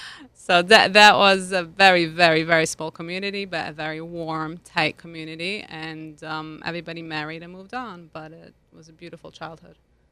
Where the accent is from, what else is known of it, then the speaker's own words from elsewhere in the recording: Lugano, Ticino, Switzerland; I grew up in Lugano, Switzerland. That's on the border with Italy. It's literally a 15-minute bike ride, I should say, to the border.